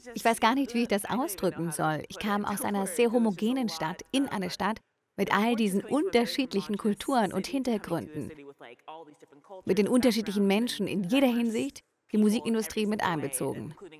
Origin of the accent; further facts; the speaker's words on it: Omaha, Nebraska, United States; moved away as an adult; now in Los Angeles, United States; Ich komme aus Omaha in Nebraska.